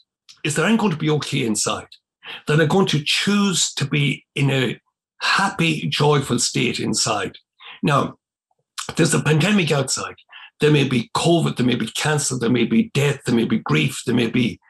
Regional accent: County Cavan, Ulster, Ireland; where I grew up in Dungimon, it was in County Cavan

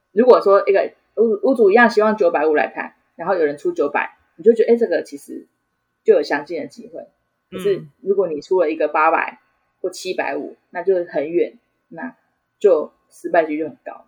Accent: Changhua County, Taiwan; moved away as an adult; now in Taichung, Taiwan; 我本身是彰化人，那，那时候只是就是单纯不想要讲话，所以我就选择了到台中

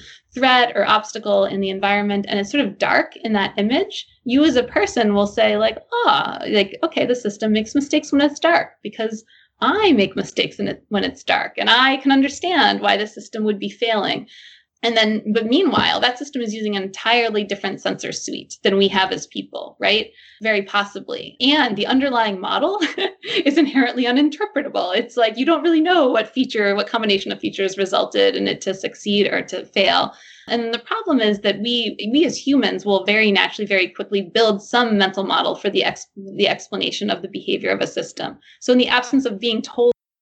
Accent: New Jersey, United States; now in Boston, United States; So I'm originally from New Jersey

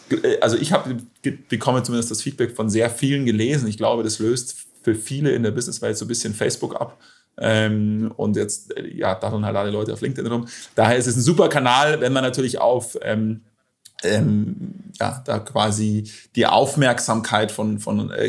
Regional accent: Munich, Bavaria, Germany; ansonsten klar, FC Bayern, da wo ich herkomme.

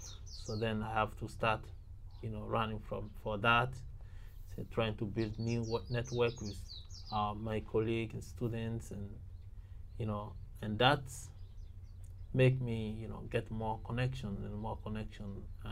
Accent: Côte d’Ivoire; moved away as an adult; also born or lived in Benin; now in Japan; I was born in Ivory Coast and grew after about a year, I came to Benin to continue my university there, yes.

